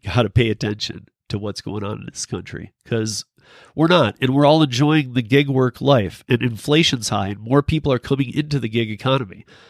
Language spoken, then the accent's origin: English; Michigan, United States; I'm from Michigan.